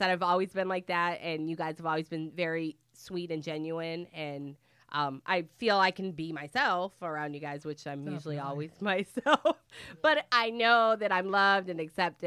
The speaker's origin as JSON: {"language": "English", "region": "Michigan", "country": "United States", "moved": "yes", "lives_now": "Florida, United States", "said": "I'm from Michigan, and I was down here in 2000"}